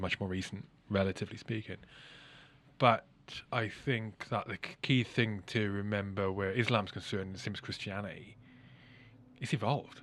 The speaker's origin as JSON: {"language": "English", "region": "Wales", "country": "United Kingdom", "tie": "born or raised there", "moved": "yes", "lives_now": "England", "said": "I grew up in Wales, I live in England, you know, I've got Irish mother, Scottish father"}